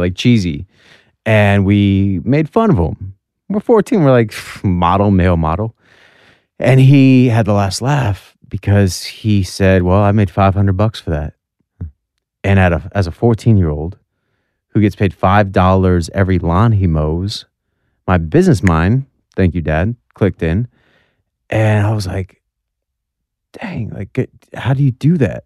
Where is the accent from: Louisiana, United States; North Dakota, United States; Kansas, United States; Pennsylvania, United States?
North Dakota, United States; we're from North Dakota, we didn't have that much money.